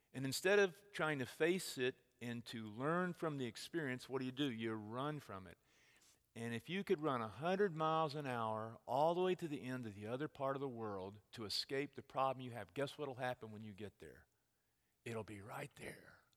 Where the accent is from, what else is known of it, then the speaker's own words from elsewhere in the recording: Texas, United States; moved away; I'm from Texas.